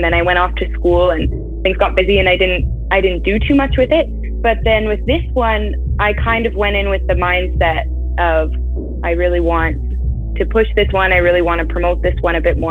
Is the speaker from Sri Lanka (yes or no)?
no; Stratford, Ontario, Canada; I'm in Ontario, and I'm off at university right now, but I'm just a city away, so I've still been in Ontario my whole life